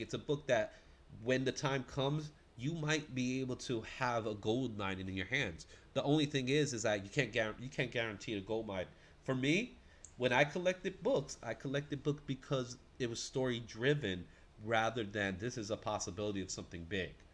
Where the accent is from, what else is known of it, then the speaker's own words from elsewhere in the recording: New York City, New York, United States; I'm I'm a Bronx kid, man. I'm a New Yorker